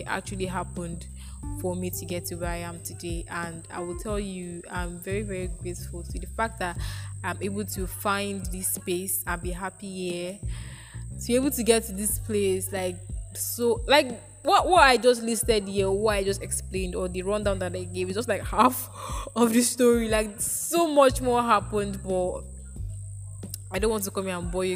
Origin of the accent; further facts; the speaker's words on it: Nigeria; On this day, 19 years ago, I was born into this earth. This Nigeria